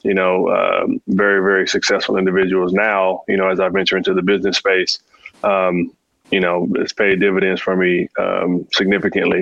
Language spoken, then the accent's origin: English; California, United States; Cali, obviously, you know, it's home, right? This is where I was born and raised